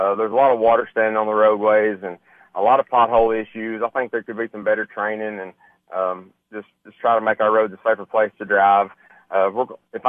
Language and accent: English; White County, Tennessee, United States; I really want to work around in White County with the people that I know and love. And I just want to focus more in my hometown.